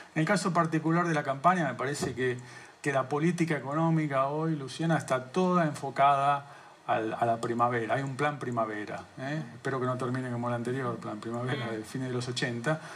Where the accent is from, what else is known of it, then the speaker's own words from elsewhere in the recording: Argentina; somos los argentinos